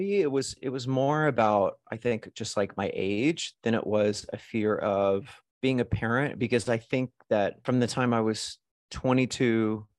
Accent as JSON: {"language": "English", "town": "New York City", "region": "New York", "country": "United States", "said": "I was like, I'm a New Yorker. I live in New York. I work on Broadway."}